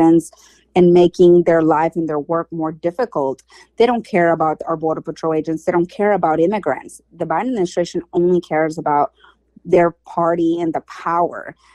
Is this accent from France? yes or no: no; Mexico; now in United States; I was born in Mexico